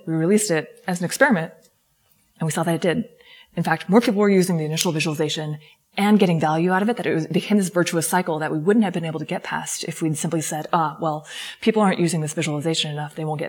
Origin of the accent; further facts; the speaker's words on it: California, United States; I'm from Silicon Valley.